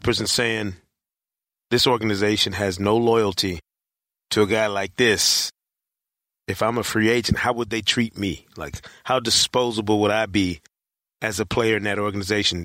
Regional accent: Michigan, United States; moved away; That's my home state

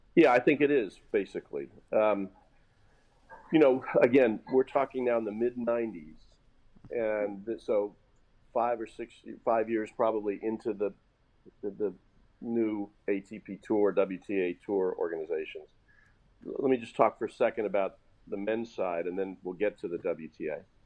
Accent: Indianapolis, Indiana, United States; in Indianapolis, my hometown

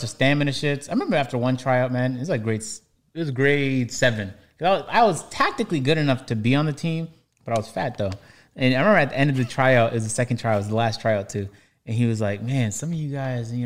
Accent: Toronto, Ontario, Canada; now in Atlanta, United States; I come from Toronto

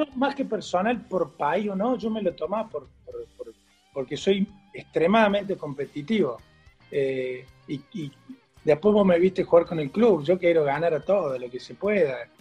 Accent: Argentina; somos todos argentinos, nacido acá

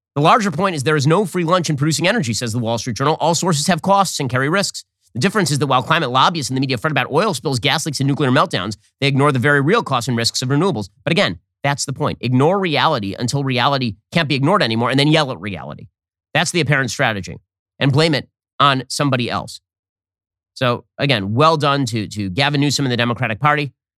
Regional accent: California, United States; moved away as an adult; now in Florida, United States; I was born in California. I spent nearly my entire life in California

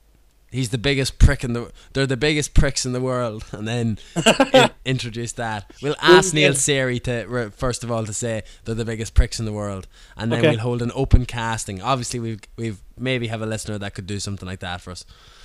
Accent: Leinster, Ireland; So I am from Leinster as well.

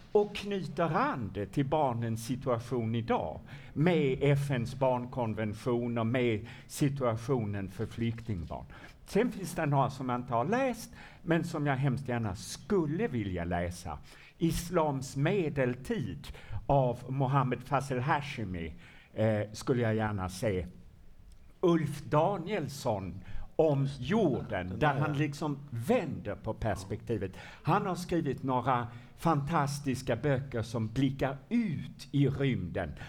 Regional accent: Malmö, Skåne, Sweden; när jag var liten i Malmö

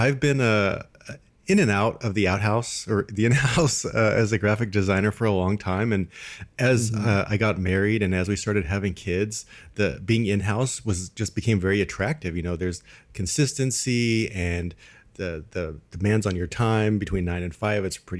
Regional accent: California, United States; now in Midwest, United States; I'm originally from Southern California, and you have this perception of the Midwest as just farms and cows and all that kind of stuff.

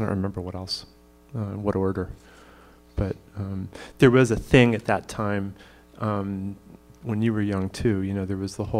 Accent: Pittsfield, Massachusetts, United States; I grew up in Pittsfield, Massachusetts, and so that's in the Berkshires

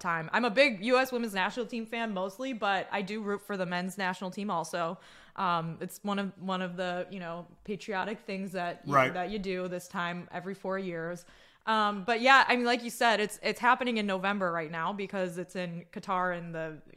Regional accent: Midwest, United States; I'm from the Midwest

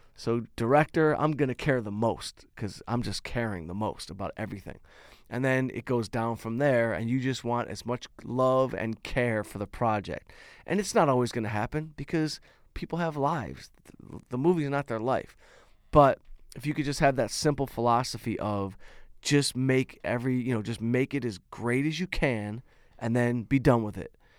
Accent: Detroit, Michigan, United States; moved away; Detroit, my hometown

